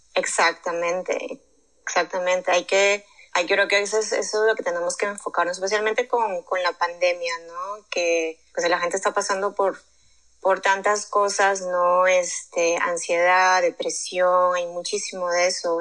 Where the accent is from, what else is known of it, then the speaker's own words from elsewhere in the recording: Lima, Peru; moved away as an adult; now in United States; Crecí en Lima, yo estudié allá comunicaciones y ya terminando mi carrera ya me mudé para acá